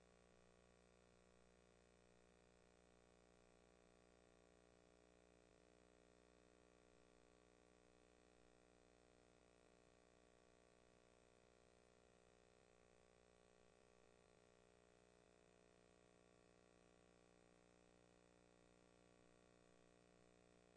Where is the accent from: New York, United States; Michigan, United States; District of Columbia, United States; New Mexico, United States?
New York, United States; New York City; also born or lived in Brooklyn; I was born in Queens. I'm living in Brooklyn for many years, 30 years